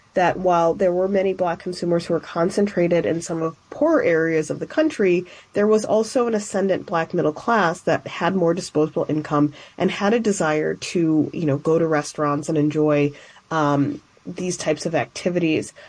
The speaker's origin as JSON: {"language": "English", "town": "Chicago", "region": "Illinois", "country": "United States", "tie": "born or raised there", "said": "growing up in Chicago"}